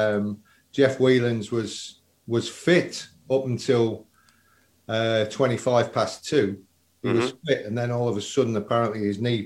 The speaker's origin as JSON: {"language": "English", "town": "Tamworth", "region": "West Midlands", "country": "United Kingdom", "tie": "born or raised there", "said": "from the estate that I was brought up in Tamworth"}